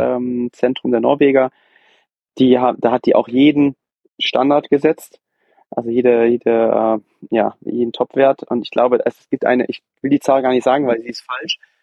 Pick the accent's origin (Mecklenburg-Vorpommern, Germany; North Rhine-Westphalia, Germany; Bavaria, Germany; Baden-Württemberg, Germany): North Rhine-Westphalia, Germany; Brühl; ich komme ja aus dem Brühl, aus der Nähe von Köln